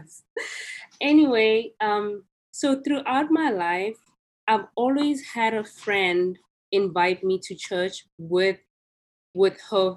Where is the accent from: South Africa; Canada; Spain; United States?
South Africa; growing up in South Africa